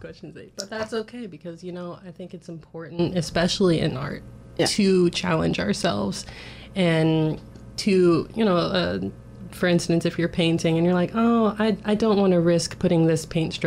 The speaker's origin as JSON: {"language": "English", "town": "Chattanooga", "region": "Tennessee", "country": "United States", "tie": "born or raised there", "said": "I grew up in Chattanooga, Tennessee"}